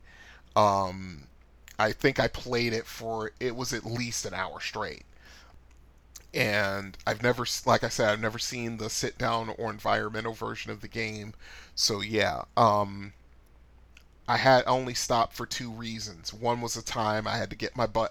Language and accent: English; Connecticut, United States; growing up in Connecticut